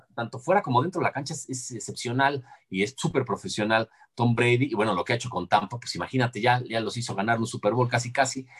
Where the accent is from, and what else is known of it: Mexico